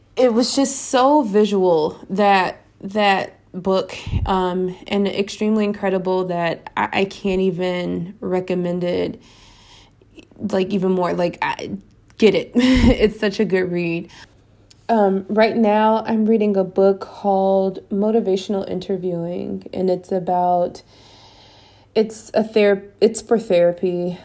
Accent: United States; moved away as an adult; now in Spain; as an American

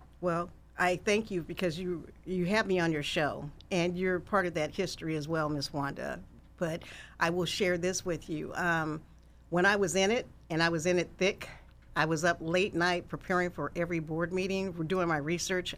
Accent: Sacramento, California, United States; also born or lived in Kansas; I'm a Sacramento native, and I grew up in North Highlands

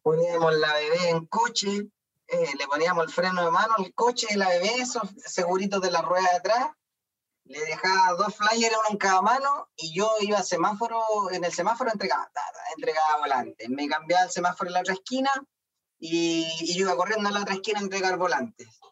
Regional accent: Concepción, Biobío, Chile; yo soy de Concepción

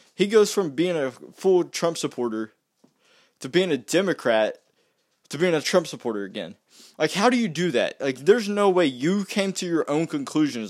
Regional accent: West Virginia, United States; I'm from West Virginia

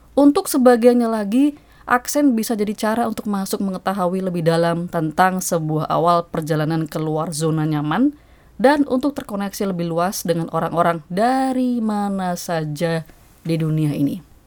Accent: Yogyakarta, Special Region of Yogyakarta, Indonesia; moved away as an adult; now in New York, United States; Saya yang besar di kota Jogja, sehari-hari bicara dalam bahasa Indonesia kalau di rumah

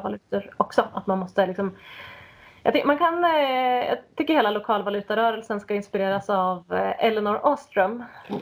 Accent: Sweden; som svensk

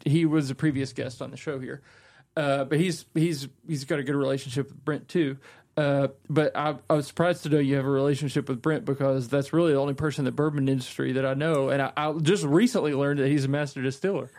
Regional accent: Kentucky, United States; growing up in Kentucky and being exposed to the culture and the marketing

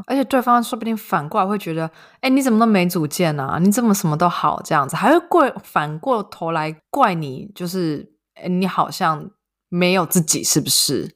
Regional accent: Yilan, Yilan County, Taiwan; moved away as an adult; also born or lived in Taipei; now in Germany; 因为我们都是宜兰人

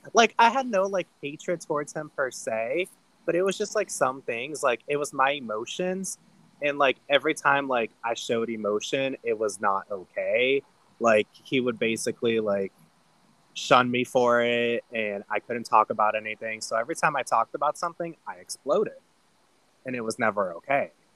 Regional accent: Ohio, United States; moved away as an adult; I grew up in Ohio

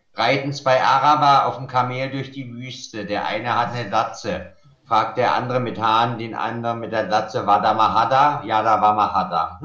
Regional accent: Germany; first language German; bin hier geboren, spreche Deutsch perfekt, liebe meine deutsche Muttersprache

